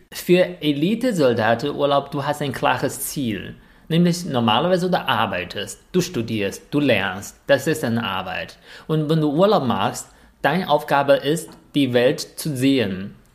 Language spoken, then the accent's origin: German; northern China, China; German is a second language; moved away; Zunbi ist eigentlich auch so ein Wort, was wir in Nordchina generell nutzen.